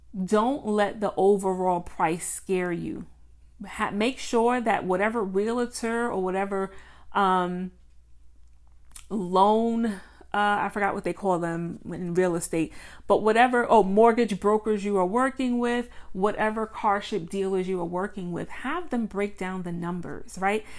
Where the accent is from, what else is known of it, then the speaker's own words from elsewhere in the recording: Mount Vernon, New York, United States; shout out to Mount Vernon, my hometown